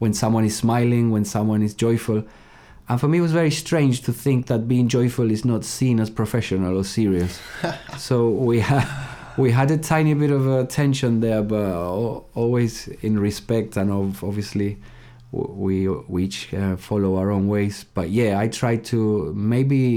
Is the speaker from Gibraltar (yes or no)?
yes; Gibraltar; moved away as an adult; also born or lived in Hull, United Kingdom; I was born in Gibraltar and I lived there till I was 18.